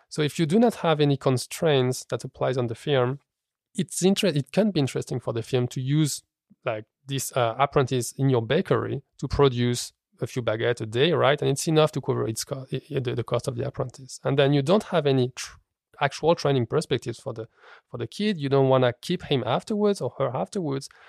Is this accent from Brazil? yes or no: no; France; moved away as an adult; now in Copenhagen, Denmark; I grew up in France